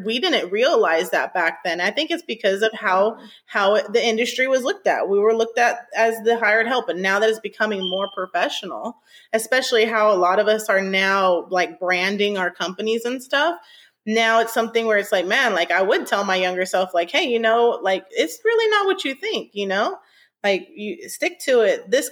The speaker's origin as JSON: {"language": "English", "region": "Northern California", "country": "United States", "moved": "yes", "lives_now": "Houston, United States", "said": "I'm from Northern California"}